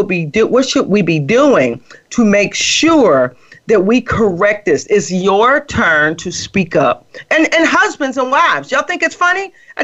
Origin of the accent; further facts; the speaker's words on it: Midwest, United States; And so I was raised in the Midwest, and my mother's from Alabama.